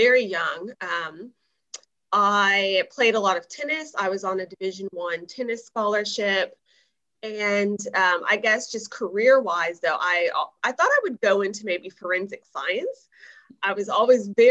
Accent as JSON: {"language": "English", "town": "Chicago", "region": "Illinois", "country": "United States", "tie": "born or raised there", "also_born_or_lived": "Champaign-Urbana, Illinois", "moved": "as an adult", "lives_now": "Melbourne, Australia", "said": "I am from Illinois, from Chicago, went to high school in Champaign, Urbana, and about 7 years ago, came over to Australia, Melbourne in particular"}